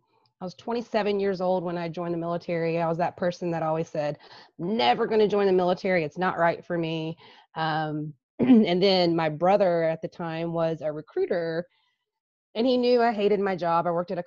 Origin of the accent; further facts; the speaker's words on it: Geneva, Alabama, United States; Geneva, Alabama.